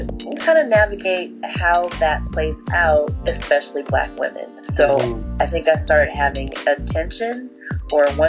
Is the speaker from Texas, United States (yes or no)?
no; California, United States; moved away; We are from California